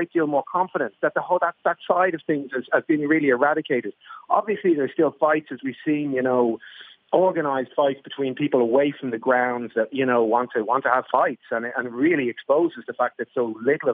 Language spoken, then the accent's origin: English; Ireland; I'm an Irish guy